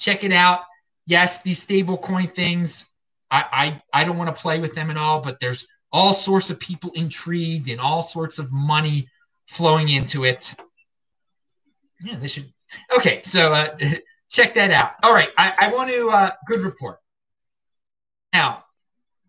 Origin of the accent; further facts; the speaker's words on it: Baltimore, Maryland, United States; now in Asheville, United States; I grew up in Baltimore, my family for generations